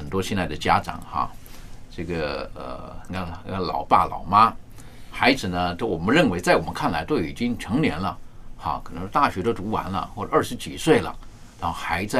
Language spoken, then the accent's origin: Chinese; China; 我们面对老人家的时候，我是觉得有的时候在我们中国人的一些的传统、一些的价值观，我是觉得还是十分可取的。